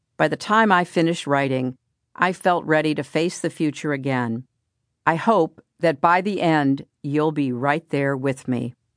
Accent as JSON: {"language": "English", "country": "United States", "said": "as an American"}